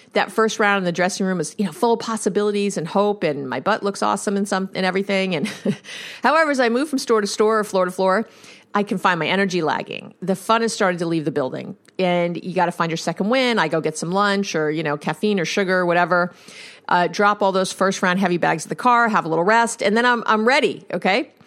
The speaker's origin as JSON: {"language": "English", "region": "New York", "country": "United States", "said": "I'm a Jew from New York"}